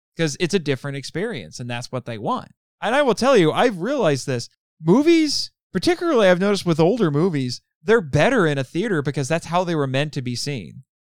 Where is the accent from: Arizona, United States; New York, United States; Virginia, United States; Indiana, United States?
Indiana, United States; growing up in Indiana around small cities